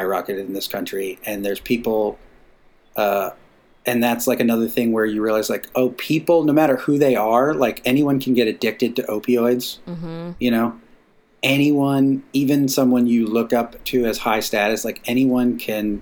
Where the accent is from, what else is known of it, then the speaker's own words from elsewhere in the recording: Massachusetts, United States; Growing up in a small town in Massachusetts, you know, I was taught the same thing about respecting authority